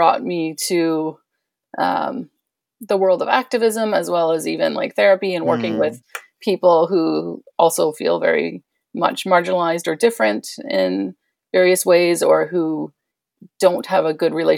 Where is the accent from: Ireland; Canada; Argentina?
Canada; Toronto, Ontario; I'm from Toronto in Canada